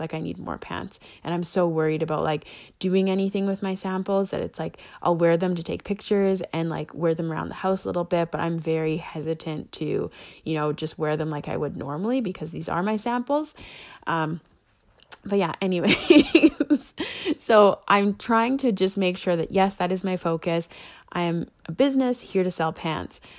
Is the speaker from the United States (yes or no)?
no; Canada; I'm Canadian